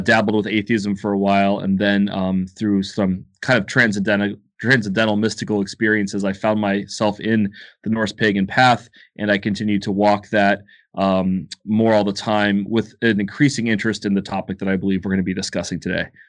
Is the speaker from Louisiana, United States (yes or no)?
no; Ohio, United States; now in Athens, United States; I was born in Ohio, but now I live in Athens, Georgia.